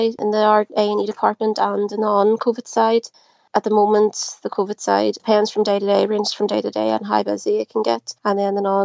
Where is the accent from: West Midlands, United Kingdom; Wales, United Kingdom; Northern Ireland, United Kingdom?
Northern Ireland, United Kingdom; Belfast; I am from Belfast in Northern Ireland